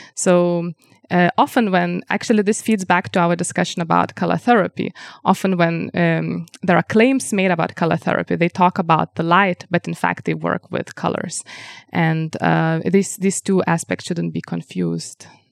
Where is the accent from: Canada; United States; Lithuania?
Lithuania; first language Lithuanian; English is a second language; now in Vienna, Austria; my native language, language, Lithuanian